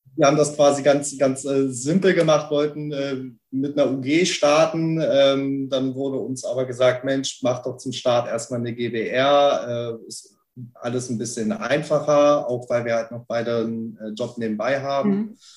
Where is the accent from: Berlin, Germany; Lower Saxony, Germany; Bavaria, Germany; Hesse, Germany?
Lower Saxony, Germany; Celle; now in Hamburg, Germany